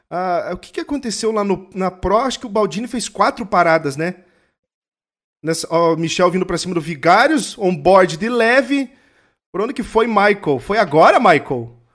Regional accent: Rio de Janeiro, Brazil; Eu sou carioca

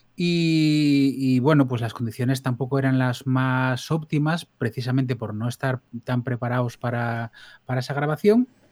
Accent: Blimea, Asturias, Spain; yo vengo de un pueblo de la cuenca del Nalón, en más o menos el centro de Asturias, la cuenca buena.

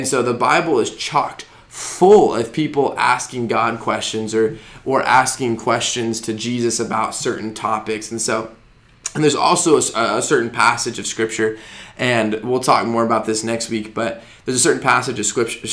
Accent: Arizona, United States; moved away as an adult; also born or lived in Denver, Colorado; now in Georgia, United States; I grew up in Arizona, went to college in Denver, Colorado

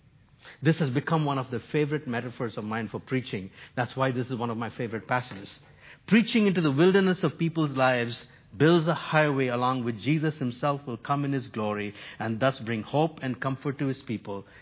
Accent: New Delhi, Delhi, India; now in Toronto, Canada; I grew up in New Delhi, India.

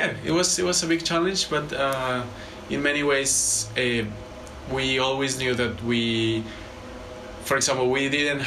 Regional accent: Bogota, Colombia; moved away as an adult; now in Edinburgh, United Kingdom; We're originally from Colombia, from Bogota. And we both came to study our masters at the Uni of Edinburgh.

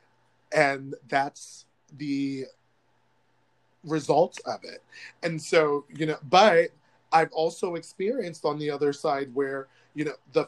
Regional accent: United States; The United States of America is my home, but it doesn't want me here

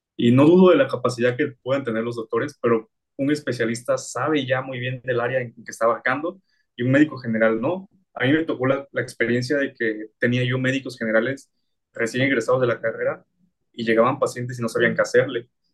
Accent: Oaxaca, Mexico; yo soy de aquí de Oaxaca

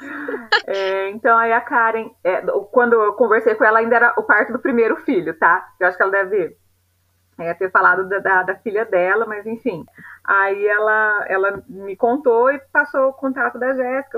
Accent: Piraju, São Paulo, Brazil; now in Londrina, Brazil; na minha cidade natal, em Piraju, interior de São Paulo

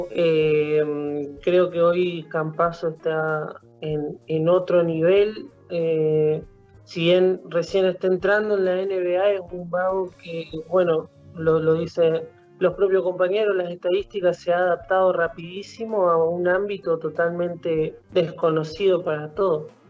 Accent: Paraná, Entre Ríos, Argentina; Eh, sí, bueno, yo arranqué en el club, eh, mi viejo era jugador, en aquel momento en Sionista, eh, en Sionista de Paraná.

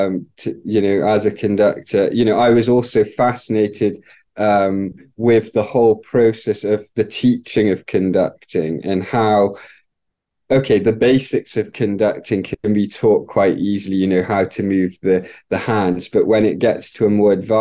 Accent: Wales, United Kingdom; I grew up in the United Kingdom in Wales

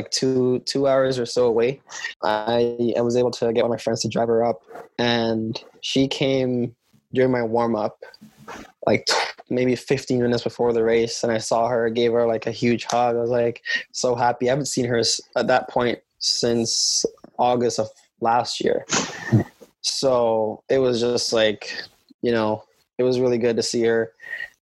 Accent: Saskatchewan, Canada; Saskatchewan is one of those places

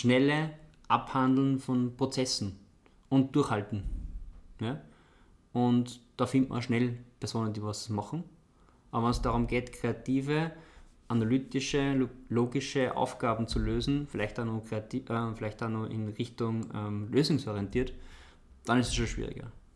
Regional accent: Austria; bei uns in Österreich

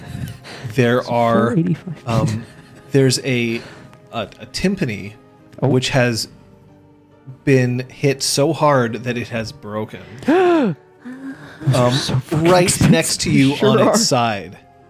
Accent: Canada; I'm Canadian

